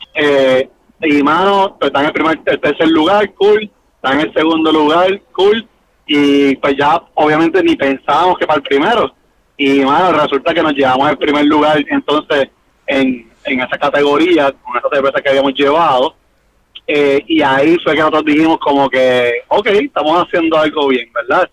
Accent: Naranjito, Puerto Rico; moved away as an adult; also born or lived in Bayamón; now in Quebradillas, Puerto Rico; Yo soy nosotros de Naranjito.

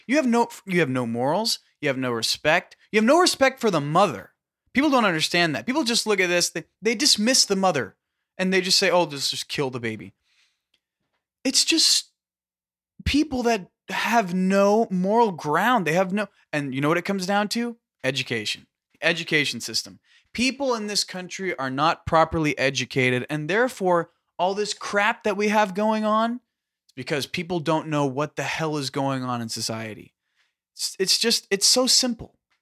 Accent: California, United States; we're from California

